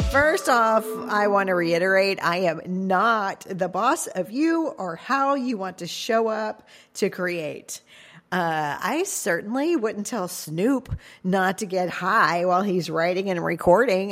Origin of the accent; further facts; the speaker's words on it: Cajun, Louisiana, United States; I'm Cajun